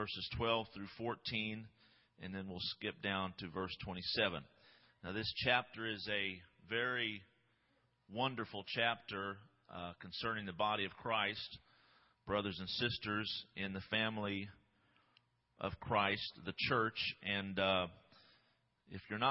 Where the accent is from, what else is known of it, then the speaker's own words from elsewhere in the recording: Midwest, United States; I'm from the Midwest